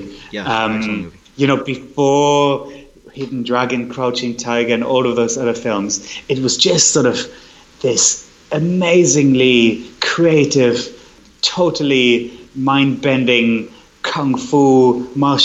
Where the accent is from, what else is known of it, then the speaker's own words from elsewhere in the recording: Berlin, Germany; now in London, United Kingdom; I grew up in Berlin when the wall was still up.